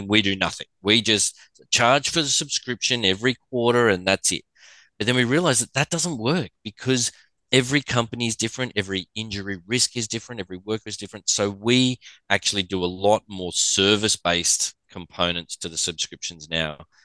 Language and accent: English; Australia; with the accent, I'm from Australia